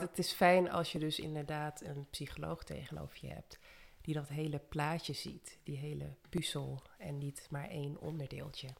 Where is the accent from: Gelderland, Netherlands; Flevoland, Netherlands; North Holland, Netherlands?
Flevoland, Netherlands; Almere; also born or lived in Suriname / Amsterdam; Ik eh, ben ook in Suriname geboren. En toen bijna vier was naar Nederland gekomen. Een jaartje in de Bijlmer gewoond in Amsterdam. En daarna opgegroeid in Almere.